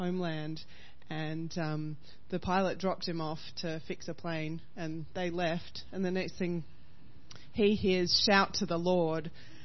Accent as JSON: {"language": "English", "country": "Australia", "said": "as an Aussie"}